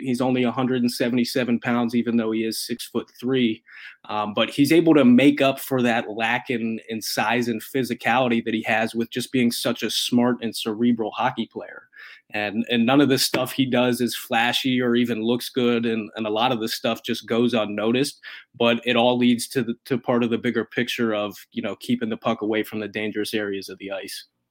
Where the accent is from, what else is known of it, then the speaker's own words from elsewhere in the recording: Columbus, Ohio, United States; I grew up in Columbus and, and obviously still live here now